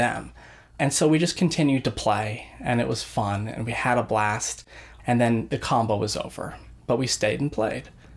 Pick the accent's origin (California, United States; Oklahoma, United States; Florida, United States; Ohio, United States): Florida, United States; Clearwater; And I'm from exotic Clearwater, Florida.